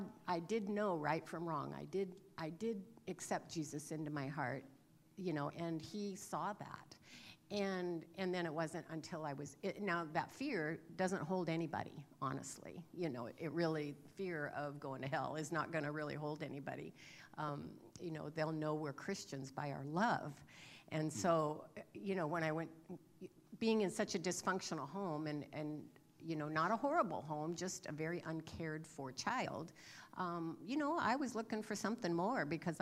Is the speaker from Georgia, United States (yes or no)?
no; California, United States; moved away; I recently had the opportunity to visit my hometown in California that I grew up in. I hadn't been back there for over 50 years